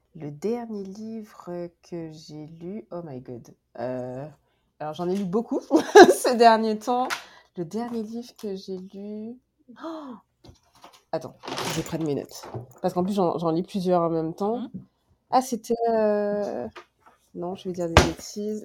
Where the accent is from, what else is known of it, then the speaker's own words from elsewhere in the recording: Guadeloupe; moved away as an adult; also born or lived in France; now in Montreal, Canada; je viens de la Guadeloupe. j'ai étudié en France